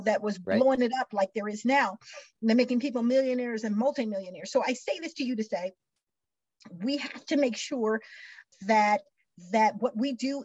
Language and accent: English; Missouri, United States; I'm from Missouri, grew up in Missouri, where talk is cheap